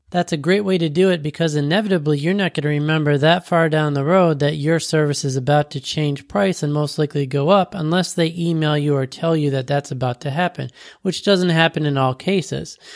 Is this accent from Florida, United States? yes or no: yes; Florida, United States; I was from Florida